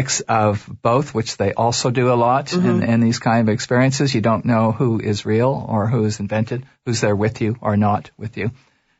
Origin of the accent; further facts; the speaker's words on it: Toronto, Ontario, Canada; And I was raised in Toronto.